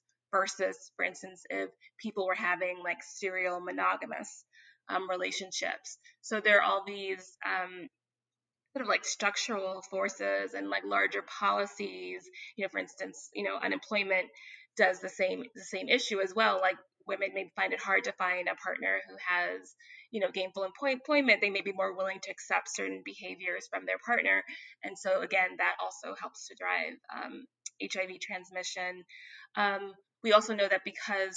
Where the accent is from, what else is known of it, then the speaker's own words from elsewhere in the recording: New York City, New York, United States; I'm from Bed-Stuy, Crown Heights, part of Brooklyn